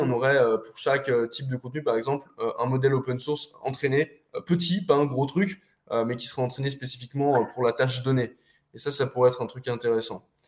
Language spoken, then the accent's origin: French; France; moved away as an adult; also born or lived in Eastern Europe; je suis parti de France 13 jours après mes 18 ans. Je suis parti en Europe de l'Est